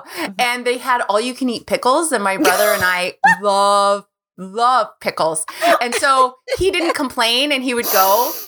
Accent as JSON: {"language": "English", "region": "California", "country": "United States", "tie": "born or raised there", "said": "Yeah, I grew up in California, in Southern California."}